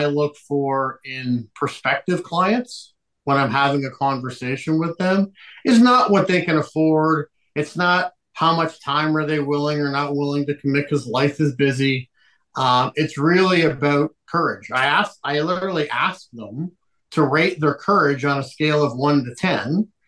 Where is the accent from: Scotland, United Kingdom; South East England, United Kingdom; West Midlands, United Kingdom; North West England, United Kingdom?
North West England, United Kingdom; Liverpool; moved away; I'm originally from Liverpool, England